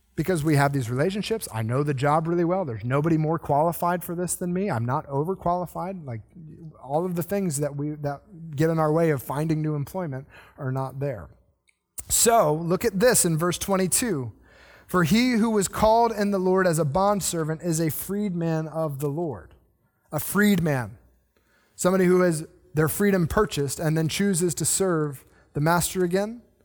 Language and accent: English; the South, United States; I'm the one person who is kind of born in the South